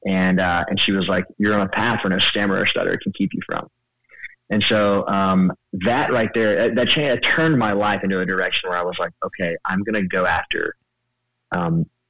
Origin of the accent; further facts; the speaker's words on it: Mississippi, United States; I'm from Mississippi